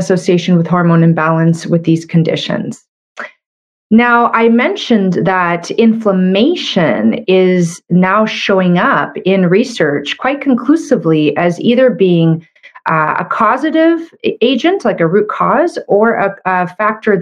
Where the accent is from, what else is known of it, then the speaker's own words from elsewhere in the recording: Canada; I'm a Canadian medical doctor